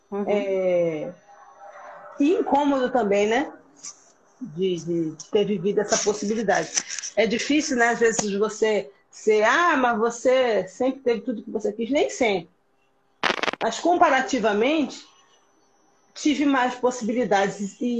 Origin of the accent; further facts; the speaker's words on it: Pernambuco, Brazil; born there; accent: mixed; Eu nasci em Pernambuco mesmo, mas o meu sotaque é misturado, sim e, e eu já passei muito bullying por isso.